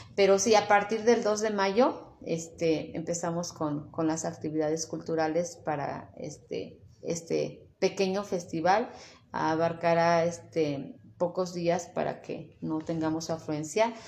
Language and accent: Spanish; Tetela de Ocampo, Puebla, Mexico; y sí, soy de Tetela de Ocampo, orgullosamente tetelense